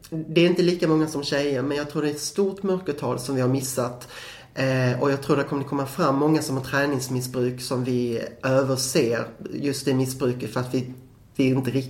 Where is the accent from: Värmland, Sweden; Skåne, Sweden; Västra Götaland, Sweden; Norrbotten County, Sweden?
Skåne, Sweden; men jag är skåning, det hörs